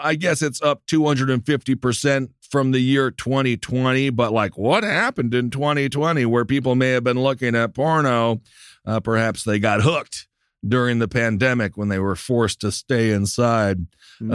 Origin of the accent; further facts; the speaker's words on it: Wisconsin, United States; moved away; My home state of Wisconsin